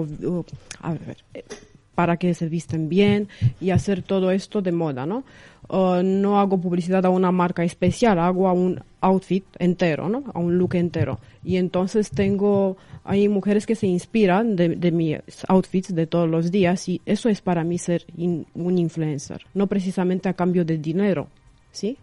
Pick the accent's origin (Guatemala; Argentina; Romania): Romania; Craiova, Dolj; Spanish is a second language; moved away as an adult; now in Madrid, Spain; soy de Rumanía, de una ciudad pequeña del sur que se llama Craiova